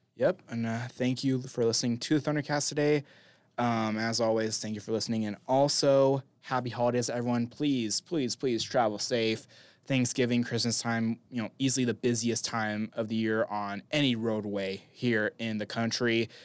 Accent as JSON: {"language": "English", "town": "Las Vegas", "region": "Nevada", "country": "United States", "moved": "yes", "said": "I'm from Vegas"}